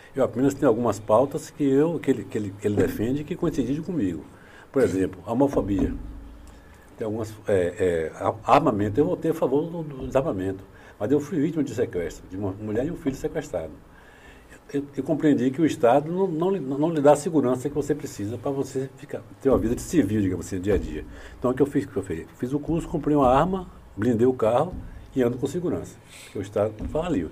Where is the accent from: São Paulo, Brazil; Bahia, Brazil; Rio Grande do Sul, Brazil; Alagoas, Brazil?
Bahia, Brazil; Itabuna; also born or lived in Ibirataia, Bahia / Salvador, Bahia; eu nasci em Birataia, aqui pertinho, né? Em 53. Estudei aqui em Itabuna